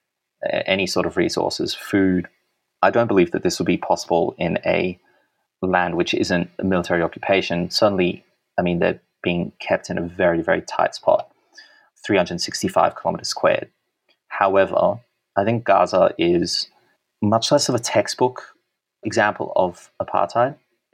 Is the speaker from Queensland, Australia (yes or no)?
no; Sydney, New South Wales, Australia; Even though I was born in Sydney, I've always lived in Sydney